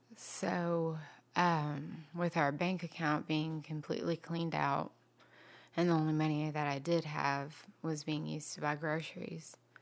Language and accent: English; Georgia, United States; also born or lived in East Dublin, Georgia / Wilmington Island, Savannah, Georgia; now in Savannah, United States; originally I'm from Wilburn